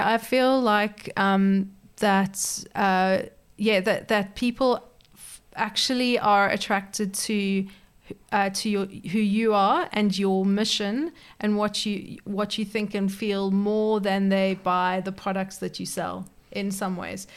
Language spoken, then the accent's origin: English; South Africa; moved away as an adult; now in Perth, Australia; I'm actually originally uh, from South Africa, but I moved to Perth thirteen years ago